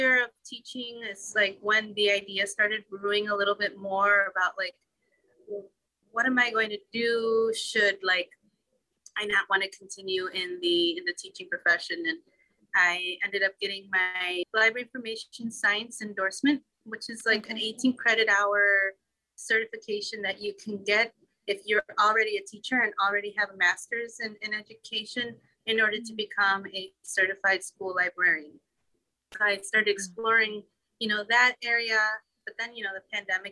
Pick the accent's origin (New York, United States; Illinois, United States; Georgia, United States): Illinois, United States; Vernon Hills; moved away as an adult; now in Chicago, United States; I actually grew up out in the northwest suburbs, a suburb called Vernon Hills